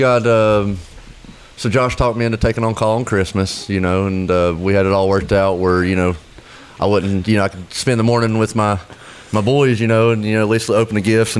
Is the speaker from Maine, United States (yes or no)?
no; Haywood County, North Carolina, United States; I grew up in Haywood County, old paper town. Been there all my life. We grew up on Old Asheville Highway.